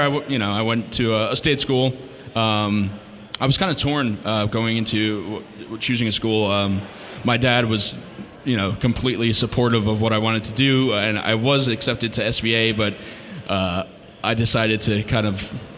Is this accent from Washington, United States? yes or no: no; New Jersey, United States; I am from North Jersey, um, born and raised, still there